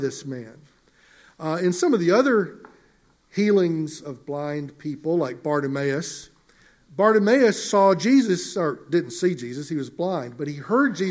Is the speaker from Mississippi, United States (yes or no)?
yes; Mississippi, United States; Growing up in Mississippi many years ago, I was raised on a farm